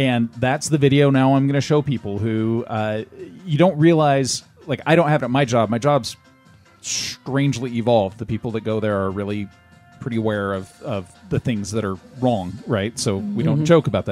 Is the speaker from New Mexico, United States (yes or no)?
no; Los Angeles, California, United States; now in Utah, United States; I grew up in Los Angeles.